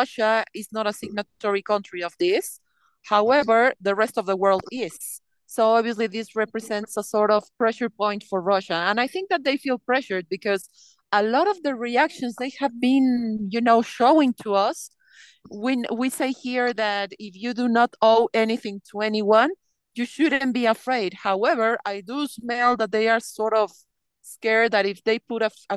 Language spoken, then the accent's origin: English; Mexico City, Mexico; first language Spanish; English is a second language; moved away as an adult; also born or lived in United Kingdom / South Korea / Finland; I was born in Mexico. And well, I lived in the UK, I lived in South Korea, and I lived in Finland